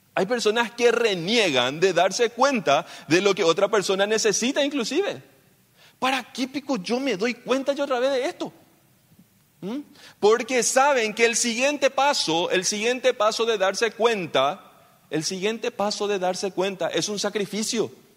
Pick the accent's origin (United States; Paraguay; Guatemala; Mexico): Paraguay